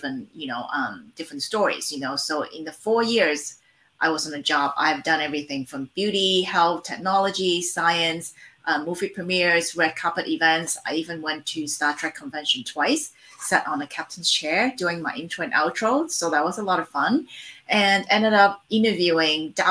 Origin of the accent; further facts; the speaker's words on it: Hong Kong; now in Los Angeles, United States; I am based in Los Angeles right now. I was born and raised in Hong Kong before I moved to the States in 1991.